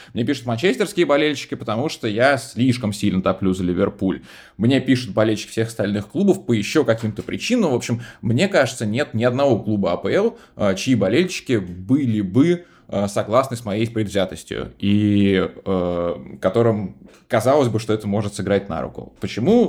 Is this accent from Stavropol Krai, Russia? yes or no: no; Moscow, Russia; в детстве еще в Москве